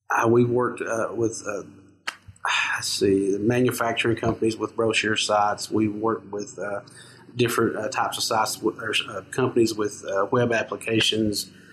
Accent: Knott County, eastern Kentucky, United States; I'm from uh, a little uh, town in uh, eastern Kentucky in uh, Knott County

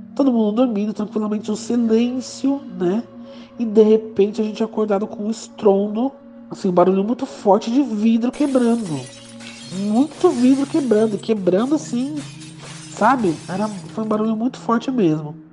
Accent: São Paulo, Brazil; eu sou de São Paulo

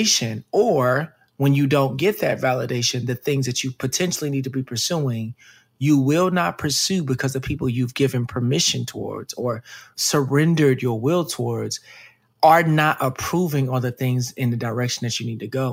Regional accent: Dallas, Texas, United States; I grew up in Dallas, Texas

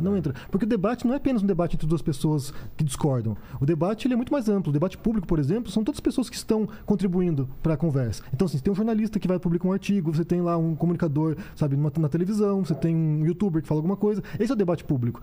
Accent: Curitiba, Paraná, Brazil; moved away as an adult; Eu sou curitibano, é, cresci até, fiquei até os 26 anos em Curitiba e depois fui embora

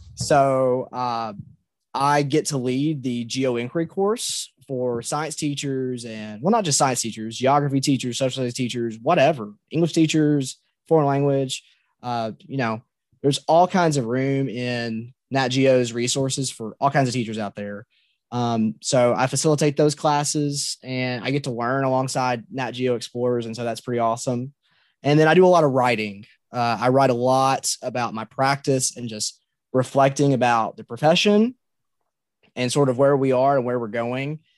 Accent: Muhlenberg County, Kentucky, United States; I grew up in Muhlenberg County

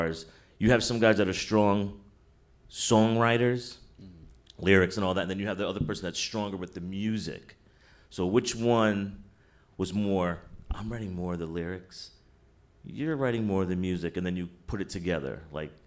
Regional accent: New York City, New York, United States; I'm actually a New Yorker myself

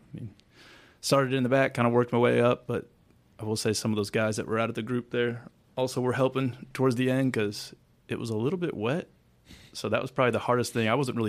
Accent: Illinois, United States; from Illinois.

